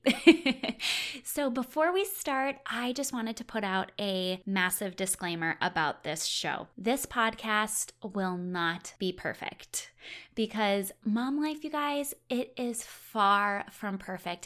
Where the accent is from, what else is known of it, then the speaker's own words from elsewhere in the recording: Wisconsin, United States; I'm originally from Wisconsin